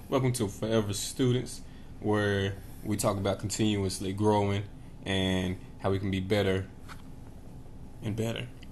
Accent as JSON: {"language": "English", "town": "Knoxville", "region": "Tennessee", "country": "United States", "tie": "born or raised there", "said": "I grew up in Knoxville, Tennessee"}